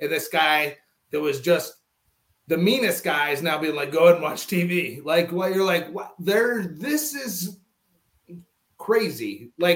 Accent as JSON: {"language": "English", "region": "North Dakota", "country": "United States", "tie": "born or raised there", "moved": "as an adult", "said": "I'm a kid from North Dakota, like that grew up feeling like part of a greater family"}